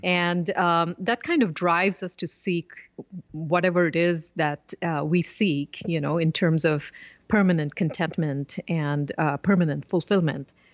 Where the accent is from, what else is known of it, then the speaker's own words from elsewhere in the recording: southern India, India; I grew up in India and was immersed in, you know, the, uh, philosophy of yoga and Vedanta